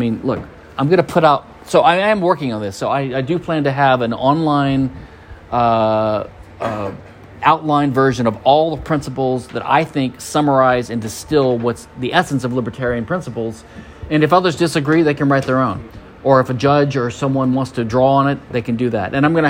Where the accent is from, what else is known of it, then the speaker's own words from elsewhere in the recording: Louisiana, United States; now in Houston, United States; My home state's Louisiana